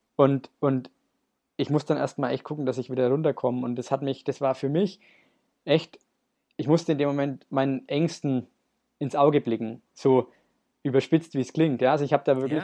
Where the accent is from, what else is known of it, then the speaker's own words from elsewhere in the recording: Nuremberg, Bavaria, Germany; wir kommen äh, lustigerweise beide aus Nürnberg